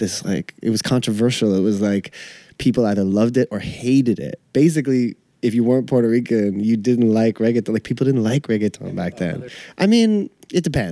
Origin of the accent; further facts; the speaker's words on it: Canada; now in Brooklyn, United States; I'm white, Canadian